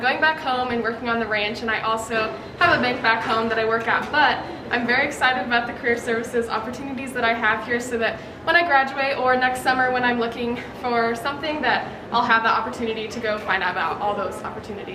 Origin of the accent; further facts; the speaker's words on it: Grand Island, Nebraska, United States; I'm from Grand Island, Nebraska.